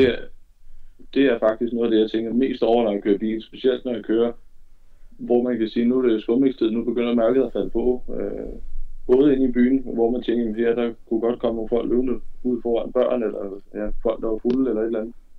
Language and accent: Danish; West Jutland, Central Denmark Region, Denmark; Jeg kommer fra Vestjylland af.